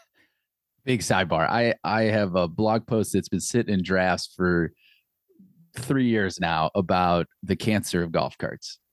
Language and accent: English; Akron, Ohio, United States; also born or lived in Cork, Ireland; I was from Akron, I went to school at Akron